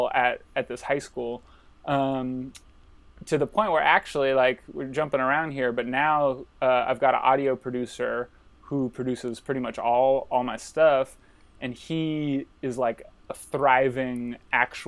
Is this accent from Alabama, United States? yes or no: no; Sacramento, California, United States; I'm from Sacramento, California, and went to public schools the whole time.